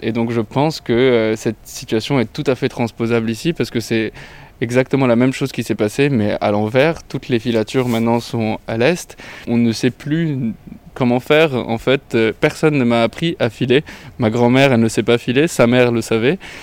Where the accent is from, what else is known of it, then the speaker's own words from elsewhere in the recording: Lebanon; also born or lived in Italy; now in France; je suis euh, libano-italien. j'ai grandi au Liban, mais j'ai vécu aussi un peu en Italie